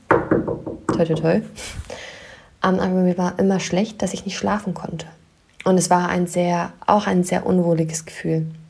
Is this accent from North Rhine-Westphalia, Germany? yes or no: no; near Wolfsburg, Lower Saxony, Germany; moved away; Ich komme aus der Nähe von Wolfsburg.